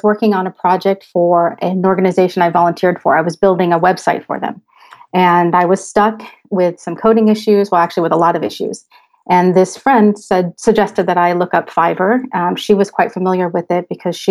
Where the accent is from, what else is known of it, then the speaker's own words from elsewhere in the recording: United States; moved away as an adult; now in Switzerland; I'm an American expat living in Switzerland. My husband and I moved here almost 5 years ago with our children